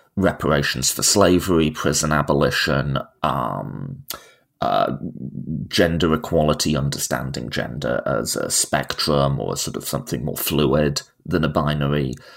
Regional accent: United Kingdom; moved away as an adult; now in United States; I'm a Brit living in America.

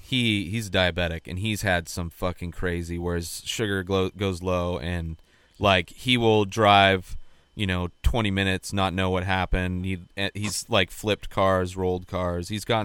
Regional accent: Bermuda Dunes, California, United States; now in California, United States; Yeah, I grew up in Bermuda Dunes, which is like right near Indio and Palm Desert, like where Coachella Fest is.

